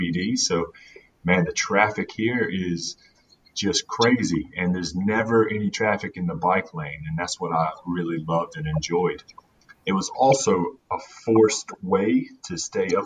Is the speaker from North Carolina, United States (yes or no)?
yes; North Carolina, United States; moved away as an adult; now in Melbourne, Australia; I'm from North Carolina